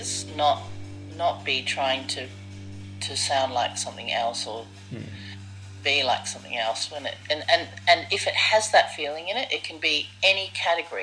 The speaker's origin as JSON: {"language": "English", "area": "Surrey", "region": "South East England", "country": "United Kingdom", "tie": "born or raised there", "also_born_or_lived": "Wimbledon, London", "moved": "yes", "said": "I was born in Wimbledon and grew up in Surrey."}